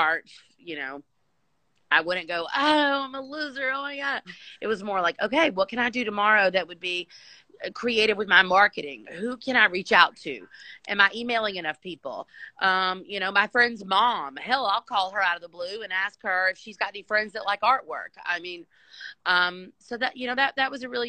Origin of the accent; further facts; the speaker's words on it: United States; being an American entrepreneur with that blood running through my veins